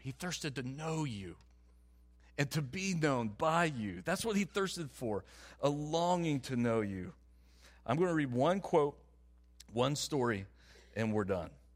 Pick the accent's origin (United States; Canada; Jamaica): United States; the South; I'm from the South.